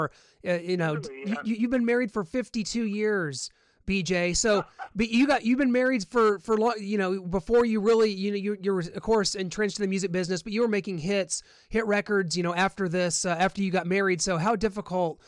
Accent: Missouri, United States; I'm from Missouri

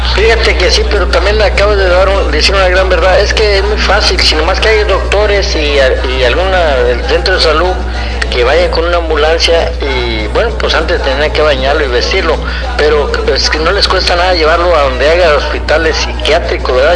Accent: Río Bravo, Tamaulipas, Mexico; vengo de un rancho de Río Bravo

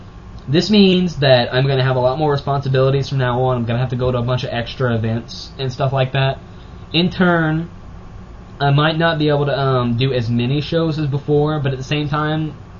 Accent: Cajun, Louisiana, United States; I'm Cajun

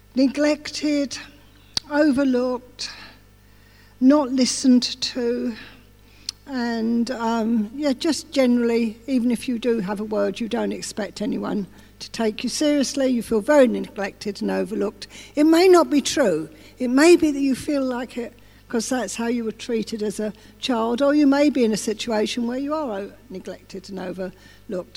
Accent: England, United Kingdom; I'm English as well

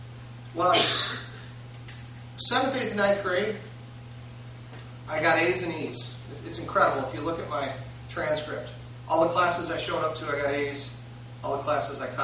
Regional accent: Roseville, United States; I grew up in Roseville

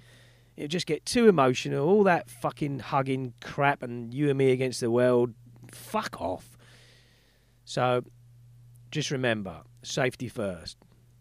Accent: London, United Kingdom; moved away; I'm originally from London. I'm a Londoner, proud Londoner, from south of the river, southeast London, SE27, place West Norwood.

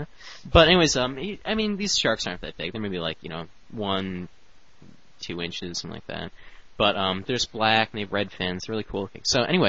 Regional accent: Royal Oak, Michigan, United States; also born or lived in Detroit; I used to live down here in Detroit, and then now I am working up in Royal Oak, so I moved up to Royal Oak, which is my hometown. That's where I grew up.

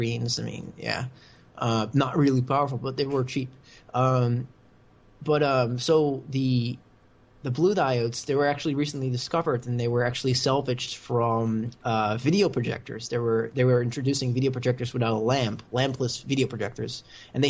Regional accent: Netherlands; accent: American; English is a second language; Originally, I'm from the Netherlands, and that's actually where I am right now.

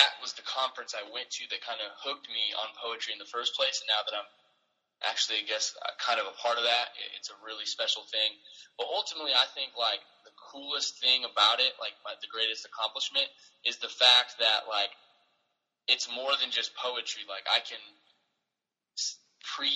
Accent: Indiana, United States; performing more often, at local churches and stuff, or camps and things like that in my hometown in Indiana

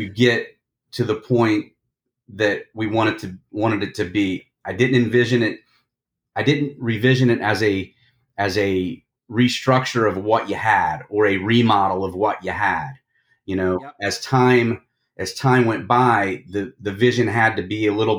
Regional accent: Indiana, United States; I grew up in Indiana

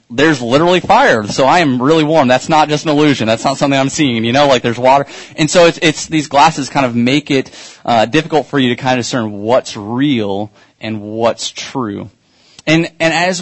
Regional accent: Kansas City, United States; I'm from Kansas City, and so I didn't get to grow up near all these awesome theme parks.

